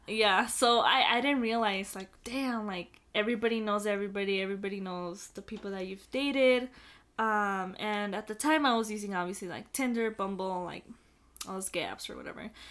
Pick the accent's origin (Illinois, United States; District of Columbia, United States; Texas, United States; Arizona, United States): Texas, United States; El Paso; also born or lived in Las Cruces; we're all from El Paso